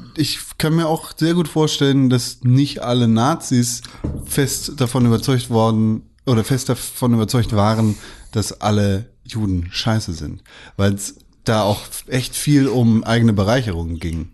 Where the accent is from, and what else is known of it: Germany